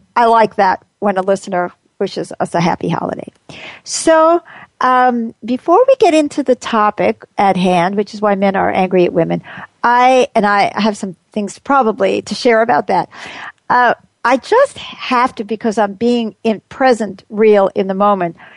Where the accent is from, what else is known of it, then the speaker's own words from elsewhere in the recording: New York, United States; moved away; I grew up in New York, which was cold